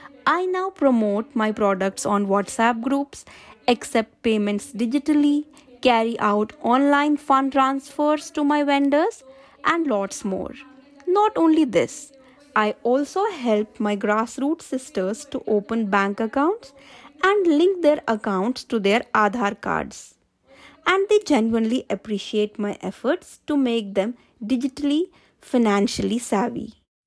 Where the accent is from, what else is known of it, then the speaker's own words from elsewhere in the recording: Gamda Bamania, Rajasthan, India; I belong to Gamda Bamania village, Dongarpur, Rajasthan, and am a member of SEVA since 2014. I belong to the Rajput community.